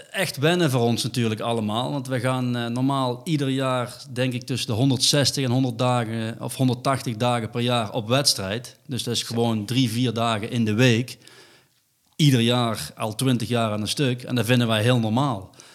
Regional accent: North Brabant, Netherlands; voor ons als Brabanders

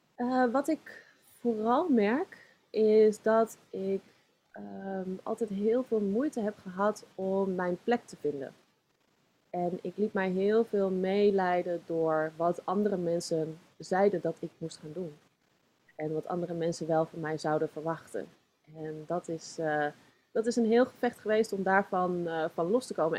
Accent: Zoetermeer, South Holland, Netherlands; also born or lived in Leidschendam; geboren in Leidschendam. Ik, eh, woon, eh, ik woonde toen in Zoetermeer. En eh, daar ben ik opgegroeid

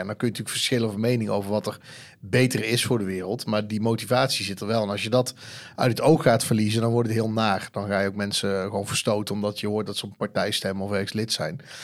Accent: Eindhoven, North Brabant, Netherlands; Ik kom uit Eindhoven

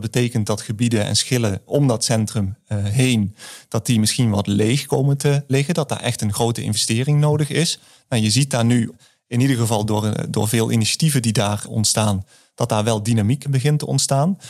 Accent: the south, Netherlands; accent: southern; aan mijn tongval hoor je misschien ook dat ik eh, uit het, eh, uit het zuiden kom.

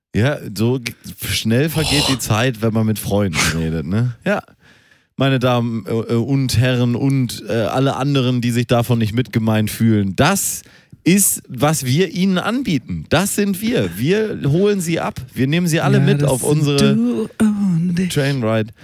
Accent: Germany; weil wir Deutsche sind und weil wir als Deutsche direkt erkannt werden

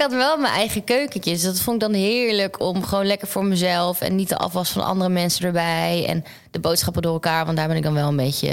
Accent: Groningen, Netherlands; moved away as an adult; now in Amsterdam, Netherlands; mijn familie en mijn vrienden niet in Groningen of waar ik vandaan kom

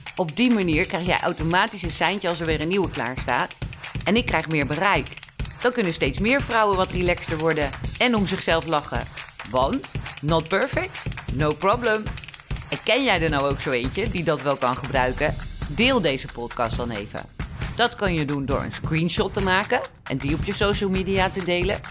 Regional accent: Netherlands; wij als Nederlanders

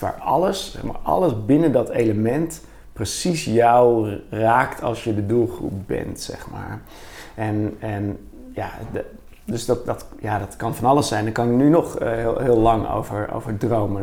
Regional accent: Bergen, North Holland, Netherlands; now in Utrecht, Netherlands; ik ben opgevoed in, opgegroeid in Bergen

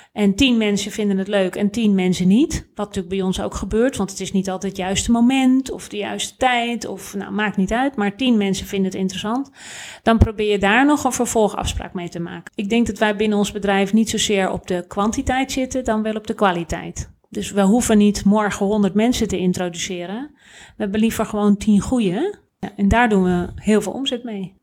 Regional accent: Netherlands; wij zijn als Nederlanders

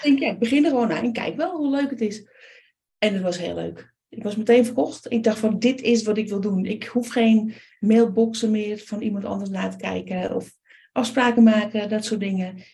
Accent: Amsterdam, North Holland, Netherlands; Ik ben geboren in Amsterdam.

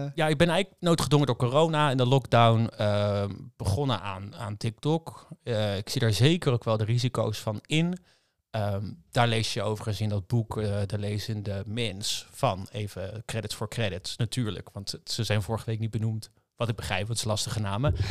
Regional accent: Rotterdam, South Holland, Netherlands; Ik kom uit Rotterdam.

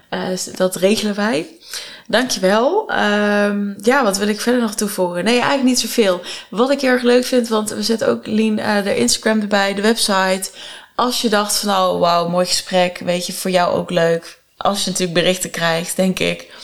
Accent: Netherlands; als een Nederlander

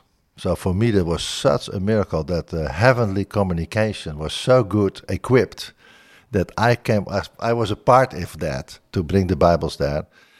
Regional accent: Bodegraven, South Holland, Netherlands; born there; I was born in Bodegraven in the Netherlands.

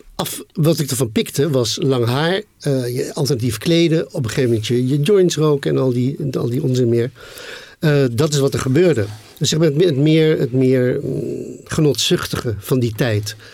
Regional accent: The Hague, South Holland, Netherlands; Den Haag waarin ik opgroeide

